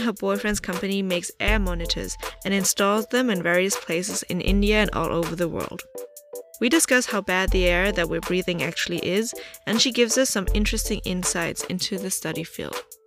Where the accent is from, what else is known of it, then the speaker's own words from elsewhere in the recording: Germany; moved away as an adult; now in China; I'm born and raised in Germany, and I moved to China in two thousand sixteen